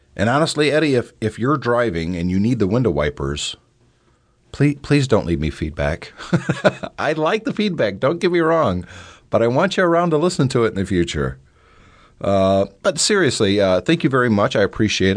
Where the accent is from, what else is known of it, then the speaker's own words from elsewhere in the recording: the Midwest Rust Belt, United States; When I was growing up, uh, I'm from the Midwest factory Rust Belt area.